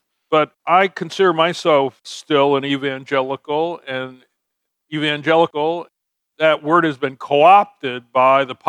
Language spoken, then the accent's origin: English; New Haven, Connecticut, United States; I was raised outside of New Haven, which is kind of in the middle of the state on the coast.